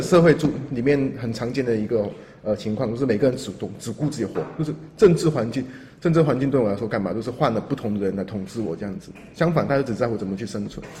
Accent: Hong Kong; now in Taiwan; 我在作为一个香港人啊，在台湾这个环境生活那么久

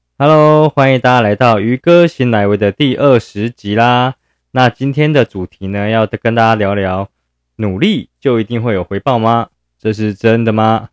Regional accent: Yilan County, Taiwan; 因为我是宜兰人嘛

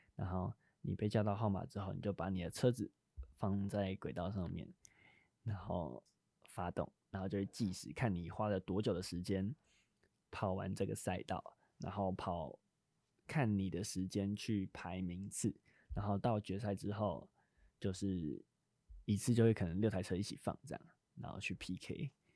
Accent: New Taipei, Taiwan; 我新北人，我们那边是，我们学校是都叫豆盘

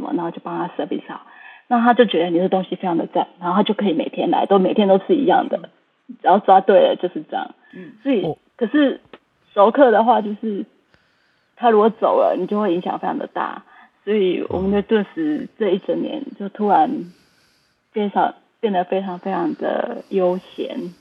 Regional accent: Taiwan; now in Vancouver, Canada; 我们台湾人

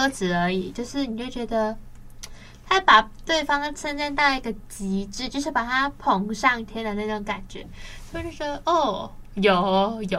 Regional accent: Kaohsiung, Taiwan; 嘿，高雄人。

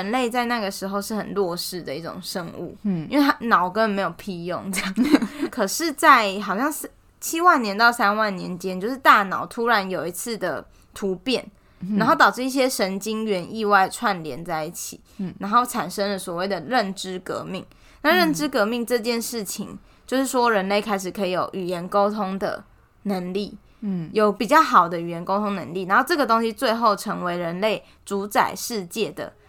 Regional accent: Taiwan; 为什么大家都相信我是台湾人，然后美国人相信他是美国人？

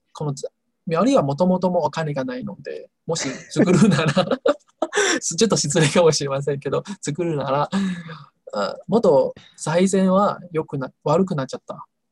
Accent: Taiwan; Japanese is a second language; 私、台湾人の私

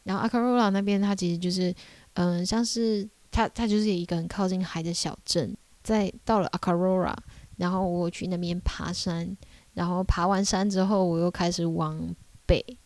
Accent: Taiwan; 我是台湾人

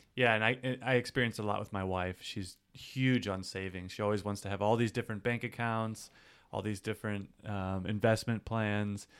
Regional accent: St. Louis, Missouri, United States; in my hometown, we have great tap water

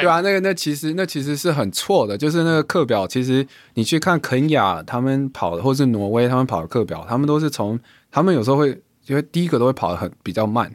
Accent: Taiwan; 我是亚洲人、台湾人、华人人

